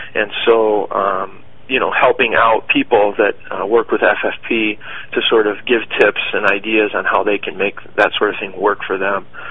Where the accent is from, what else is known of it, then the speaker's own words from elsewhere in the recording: Rochester, Michigan, United States; now in Detroit, United States; I was born in Rochester